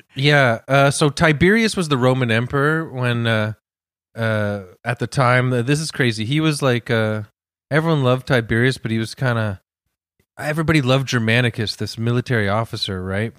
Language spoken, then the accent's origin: English; Canada; We're Canadian